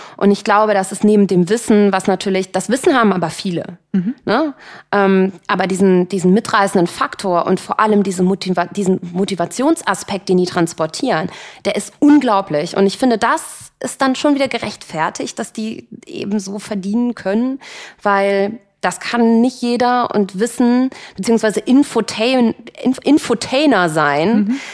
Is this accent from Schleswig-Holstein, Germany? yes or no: no; Cologne, North Rhine-Westphalia, Germany; Ich bin ja Kölnerin